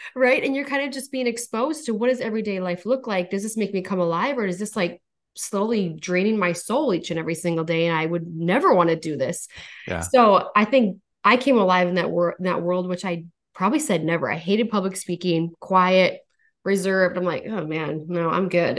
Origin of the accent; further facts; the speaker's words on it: North Dakota, United States; born and raised in North Dakota